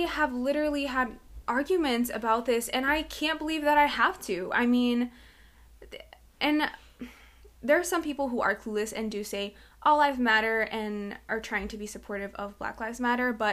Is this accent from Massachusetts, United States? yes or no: yes; Malden, Massachusetts, United States; I was raised in Mass, and in Malden